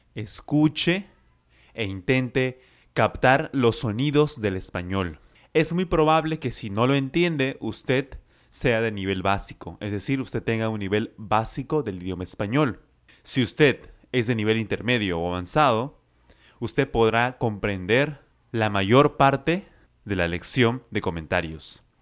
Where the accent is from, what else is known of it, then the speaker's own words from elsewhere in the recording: Lima, Peru; I am from Lima, Peru